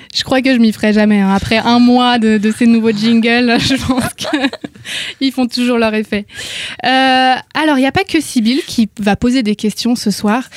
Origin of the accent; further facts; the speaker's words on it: Bugey, Auvergne-Rhône-Alpes, France; Ma région natale